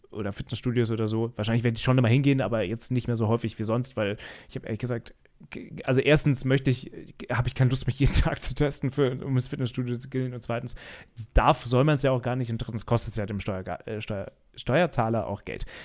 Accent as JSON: {"language": "German", "town": "Mainz", "region": "Rhineland-Palatinate", "country": "Germany", "said": "weder in dem Gesundheitsamt in Rheinland-Pfalz oder in Mainz, wo wir oder wo ich herkomme."}